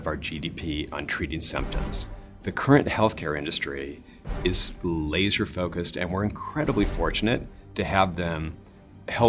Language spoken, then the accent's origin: English; Idaho, United States; moved away as an adult; also born or lived in Washington; So I was raised in Idaho